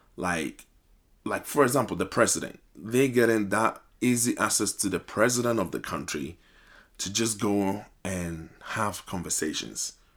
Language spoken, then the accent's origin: English; Ghana; now in United States; I'm originally from Ghana